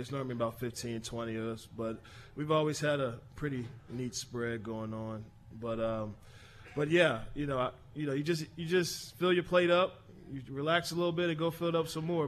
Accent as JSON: {"language": "English", "town": "Philadelphia", "region": "Pennsylvania", "country": "United States", "tie": "born or raised there", "said": "I grew up in Nice Town. My dad's from South Philly, but All right. I, I grew up in Nice Town."}